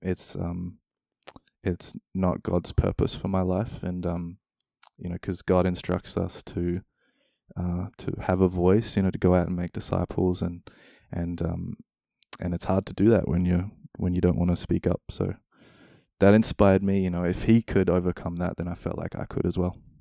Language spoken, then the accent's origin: English; Australia; moved away as an adult; also born or lived in New Zealand; now in Denmark; growing up in Australia, spending a bit of time in New Zealand, a step to Denmark